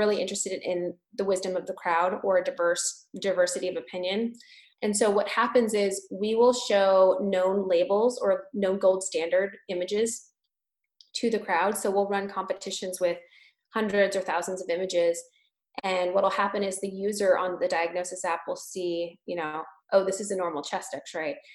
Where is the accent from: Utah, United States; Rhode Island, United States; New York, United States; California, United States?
California, United States; now in Boston, United States; I'm from California.